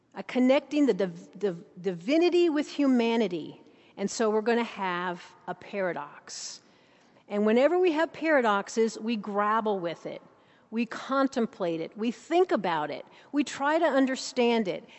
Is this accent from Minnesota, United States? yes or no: yes; Saint Paul, Minnesota, United States; now in Abingdon, Virginia, United States; I'm from Saint Paul, Minnesota